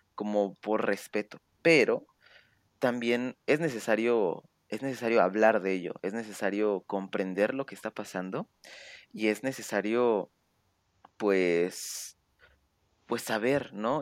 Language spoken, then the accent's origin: Spanish; Mexico; en mi pueblito, pues estamos aquí